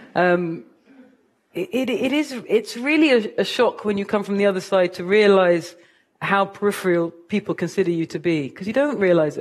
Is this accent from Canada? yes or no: no; London, United Kingdom; moved away as an adult; now in United States; I am a mixed race woman from Kilburn